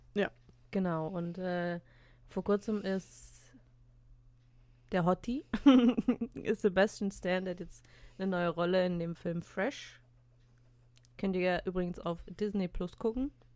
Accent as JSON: {"language": "German", "country": "Russia", "said": "ich habe eine sehr ähm, laute Stimme als Russin"}